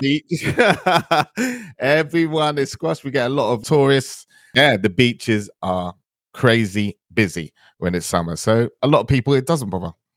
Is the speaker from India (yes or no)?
no; London, United Kingdom; also born or lived in Antigua; I grew up in, uh, northwest London in the area.